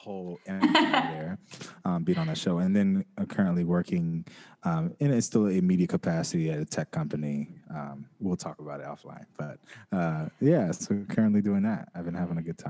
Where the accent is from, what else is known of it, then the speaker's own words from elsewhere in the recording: Covina, California, United States; I'm originally from California, east of downtown, a city called Covina